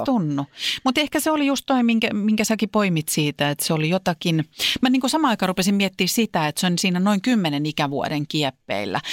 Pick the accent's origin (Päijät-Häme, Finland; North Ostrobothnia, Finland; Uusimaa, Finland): Uusimaa, Finland; Vantaa; Vantaan Korsossa, mistä mä oon kotoisin